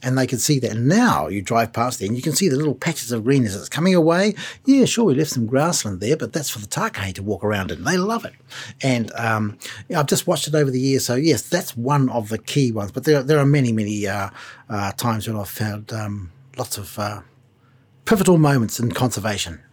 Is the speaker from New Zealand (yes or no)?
yes; New Zealand; Being a New Zealander